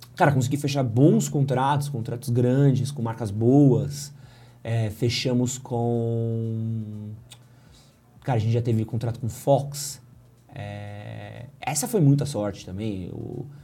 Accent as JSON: {"language": "Portuguese", "country": "Brazil", "said": "eu era brasileiro"}